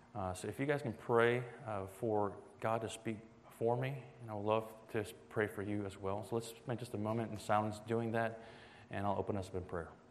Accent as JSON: {"language": "English", "town": "Atlanta", "region": "Georgia", "country": "United States", "moved": "as an adult", "lives_now": "Boston, United States", "said": "I'm actually from Atlanta, Georgia"}